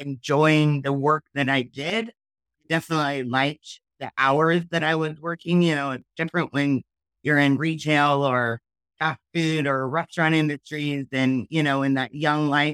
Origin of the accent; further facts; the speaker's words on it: Richland, Washington, United States; also born or lived in Seattle area, Washington / Ellensburg, Washington; I was born over in Richland, Washington, Drake City, Eastern Washington area. Moved here in between my fifth and sixth grade elementary school year. And I've been in the Seattle area ever since